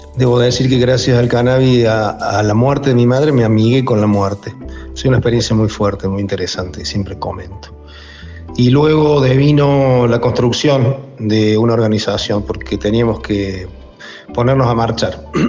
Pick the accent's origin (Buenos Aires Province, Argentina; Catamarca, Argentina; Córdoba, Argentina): Córdoba, Argentina; soy de Córdoba